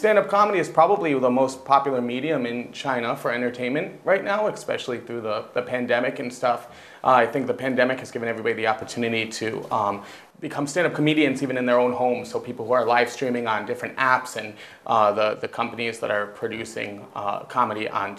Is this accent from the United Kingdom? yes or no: yes; England, United Kingdom; I'm an English stand-up comedian.